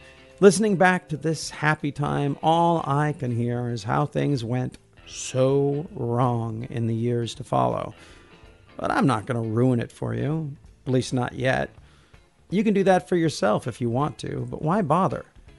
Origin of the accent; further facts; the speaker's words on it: Olympia, Washington, United States; That was a peaceful, creative time for me in Olympia. I was still reeling from my divorce, but 90% of the bad things that have happened to me in my hometown hadn't happened yet. I was living at the Martin Apartments